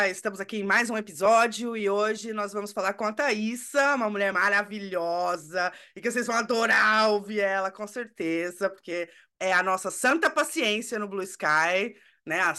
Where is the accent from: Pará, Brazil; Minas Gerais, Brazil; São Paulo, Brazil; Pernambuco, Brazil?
São Paulo, Brazil; Eu sou de São Paulo, capital. Eu nasci e cresci aí, São Paulo também.